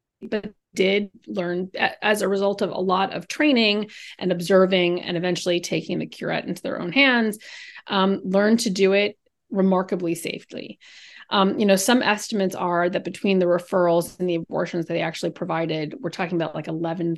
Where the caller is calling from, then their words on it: Weston, Massachusetts, United States; I live in a town called Weston, which is about 25 minutes out of Boston. So it's a really lovely place to live, except today where it's raining.